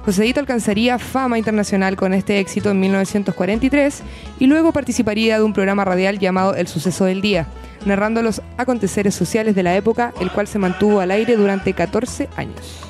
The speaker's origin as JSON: {"language": "Spanish", "country": "Chile", "said": "cómo los chilenos también hemos afrontado este cambio cultural"}